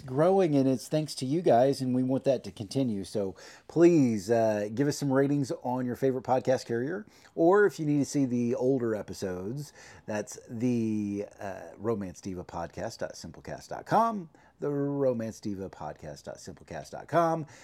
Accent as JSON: {"language": "English", "region": "Oklahoma", "country": "United States", "tie": "born or raised there", "said": "growing up in Oklahoma back in the sixties and seventies and eighties"}